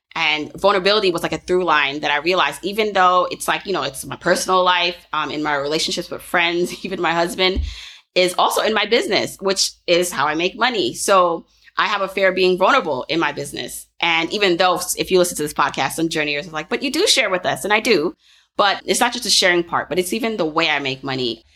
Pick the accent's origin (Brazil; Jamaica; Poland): Jamaica; I'm Jamaican